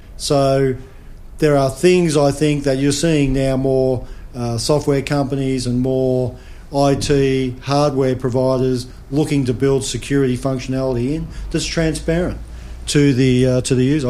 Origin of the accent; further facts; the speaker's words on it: Australia; as an Australian citizen